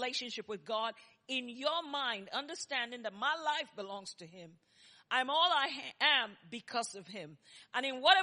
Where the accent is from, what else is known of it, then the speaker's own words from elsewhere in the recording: Nigeria; moved away as an adult; also born or lived in New York; now in Texas, United States; if you hear my accent and his accent, you know we were both born in Nigeria. I'm 100% made in Nigeria, and I'm proud to be a Nigerian.